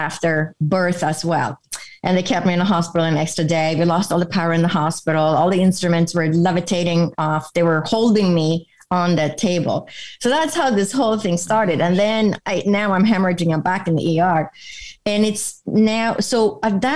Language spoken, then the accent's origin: English; Sweden; moved away as an adult; now in United States; I grew up in Europe, in Sweden, which is in Northern Europe